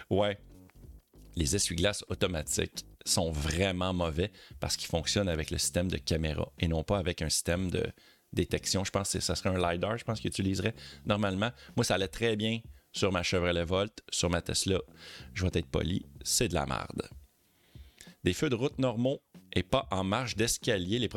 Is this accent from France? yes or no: yes; France; Après, après, je suis français et on a beaucoup de ronds-points chez nous.